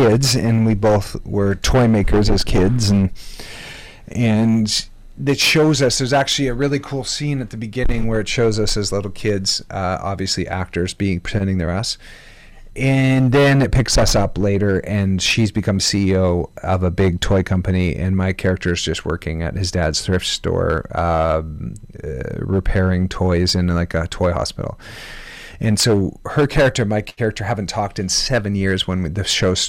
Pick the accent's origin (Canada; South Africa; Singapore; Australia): Canada; I'm Canadian